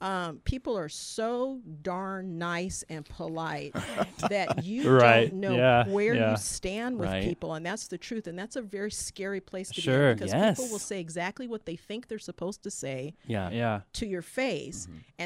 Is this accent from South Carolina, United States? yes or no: yes; South Carolina, United States; born there; I was born in South Carolina, so I'm from the South.